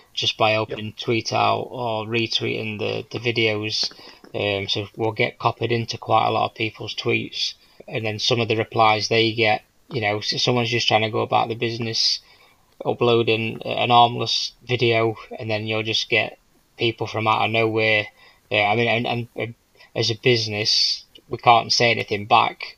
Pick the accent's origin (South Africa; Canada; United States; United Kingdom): United Kingdom; England; I'm English